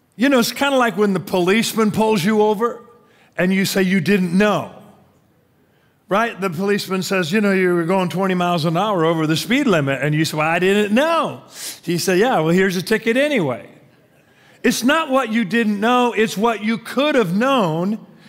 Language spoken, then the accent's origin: English; Tacoma, Washington, United States; growing up in Tacoma